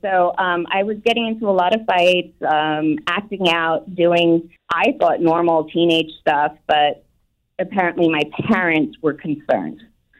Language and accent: English; Scotland, United Kingdom; born there; And 9 months later, I was born in Scotland.